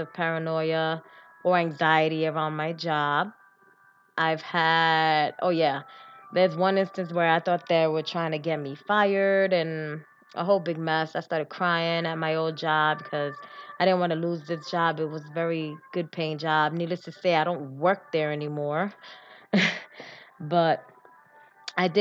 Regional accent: New York City, New York, United States; I was born and raised in New York, in the Bronx.

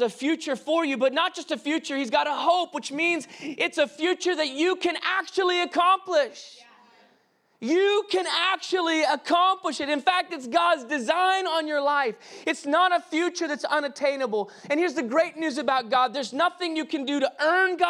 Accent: the South, United States; we grew up in the South

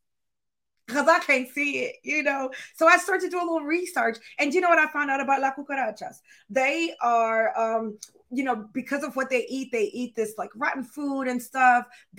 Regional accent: Florida, United States; I was born in Florida

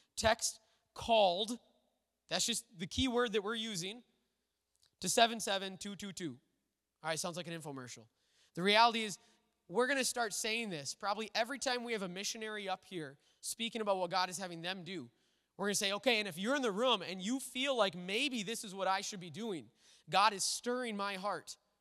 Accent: Little Falls, Minnesota, United States; the church I grew up in Little Falls

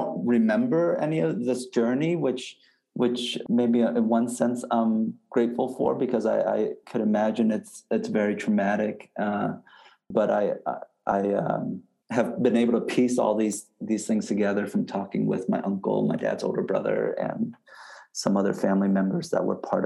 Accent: Vietnam; moved away; I was born in Vietnam

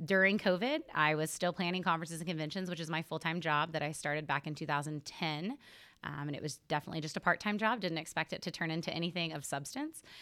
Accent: Helena, Oklahoma, United States; also born or lived in Stillwater, Oklahoma; I grew up in Northwest Oklahoma in a small town called Helena, not to be confused with Helena, Montana

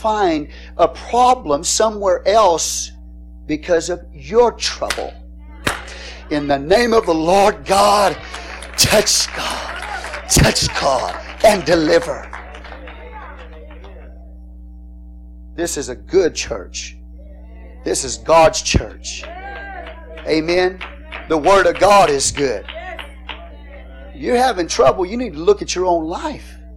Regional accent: Texas, United States; I'm Texan

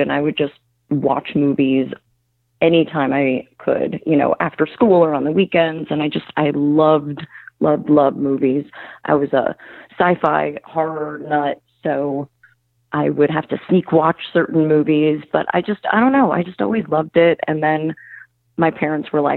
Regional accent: New Jersey, United States; moved away as an adult; also born or lived in New York / Los Angeles; I grew up kind of on the shore, a little bit inland, but, you know, we had horse farms and apple farms, and we weren't too far from the city. So we kind of had the best of all worlds in Jersey.

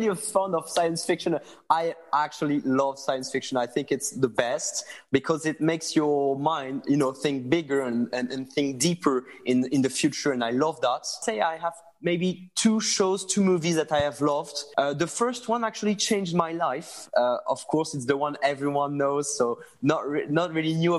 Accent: France; accent: French; English is a second language; sorry for my French English

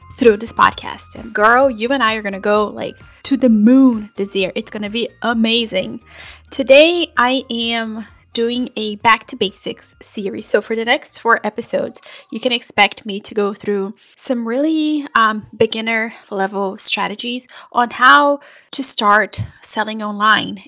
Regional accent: Brazil; also born or lived in Portugal / Italy; now in United States; I am originally from Brazil. I have lived in the US for over 20 years.

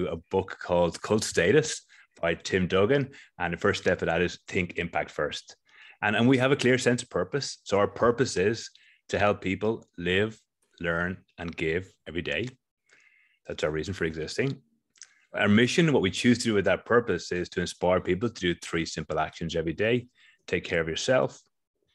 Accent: Ireland; now in Australia; I am in Australia, but I'm originally from Ireland

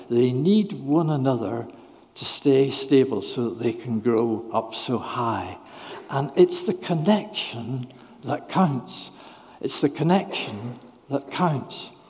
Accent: Northern Ireland, United Kingdom; moved away; I'm from Northern Ireland originally

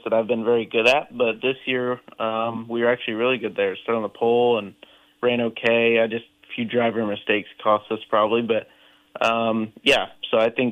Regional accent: Indiana, United States; growing up in Indiana

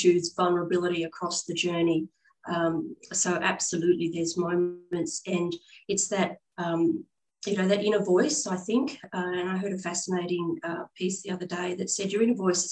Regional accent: Australia; also born or lived in London / Hong Kong; coming back from overseas and having to reestablish myself in my home country

